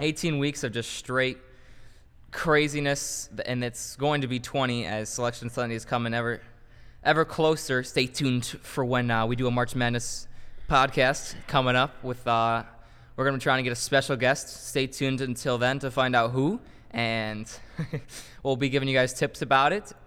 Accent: Chicago, Illinois, United States; we're from Chicago

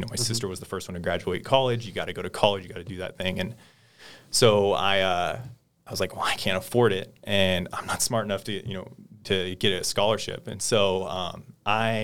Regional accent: the Valley, California, United States; growing up in the Valley, not ever leaving the state

